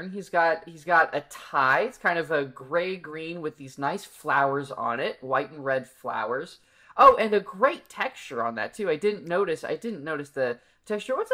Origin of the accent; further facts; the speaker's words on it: Chapel Hill, North Carolina, United States; I'm from Chapel Hill